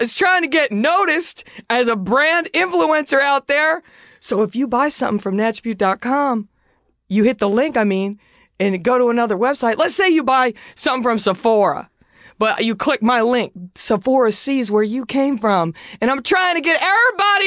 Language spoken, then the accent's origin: English; DFW area, Texas, United States; I'm from Texas, as I always mention, and shout out to the DFW area.